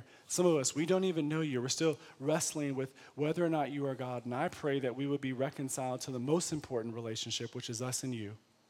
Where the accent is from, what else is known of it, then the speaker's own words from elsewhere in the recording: United States; But because I'm American, I think hospitable is, hey, you want a cup of water?